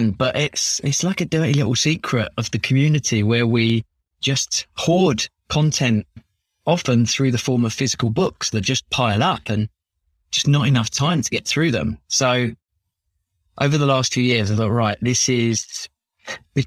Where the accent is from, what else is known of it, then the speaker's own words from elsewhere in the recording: London, United Kingdom; accent: Cockney; So I'm born and bred in London, in Chingford to be specific, kind of northeast London. I've lived here my whole life